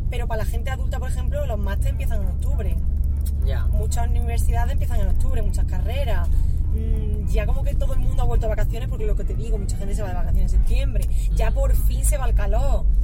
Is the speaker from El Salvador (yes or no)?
yes; El Salvador; moved away; la agenda del 2015 cuando vine de El Salvador